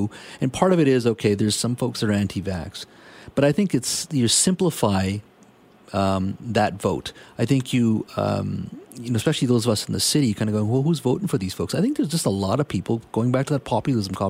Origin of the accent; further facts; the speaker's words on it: Williams Lake, British Columbia, Canada; now in Vancouver, Canada; I grew up in the interior in British Columbia, a small lumber town of Williams Lake, about 5 hours north when I first emigrated to Canada